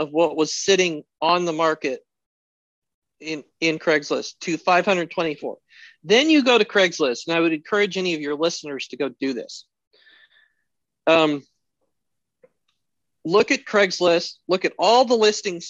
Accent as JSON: {"language": "English", "region": "Alaska", "country": "United States", "said": "as an American, as an Alaskan"}